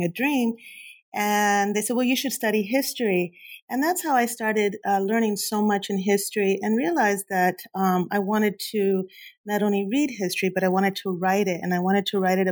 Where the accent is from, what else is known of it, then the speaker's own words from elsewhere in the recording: Huntington Park, California, United States; I grew up in Southeast LA, Huntington Park, California, Cuban parents